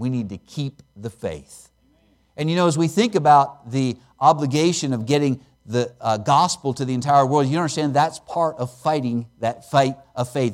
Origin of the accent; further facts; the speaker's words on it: Pennsylvania, United States; I grew up in Pennsylvania, and I grew up out in the country